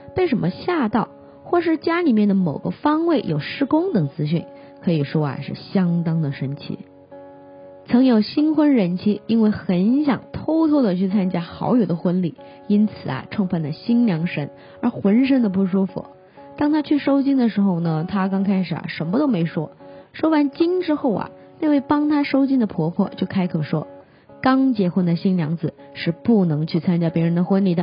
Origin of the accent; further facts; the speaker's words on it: Hunan, China; moved away; 在我们湖南老家那边呢， 这种情况呢，叫做砍黑